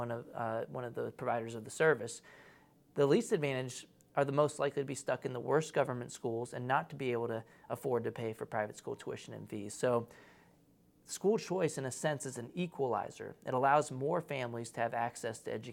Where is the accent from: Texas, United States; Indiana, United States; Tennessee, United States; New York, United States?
Texas, United States; I'm from Texas